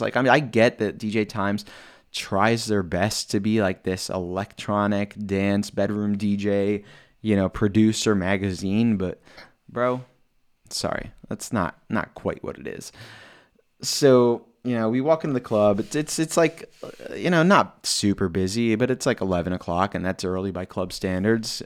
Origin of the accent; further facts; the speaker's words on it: State College, Pennsylvania, United States; I'm from State College, Pennsylvania, which is about four and a half hours away